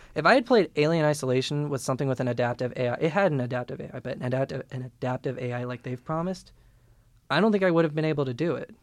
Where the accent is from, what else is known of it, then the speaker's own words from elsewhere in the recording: Peru, Indiana, United States; We're both from Peru, Indiana, which is clown capital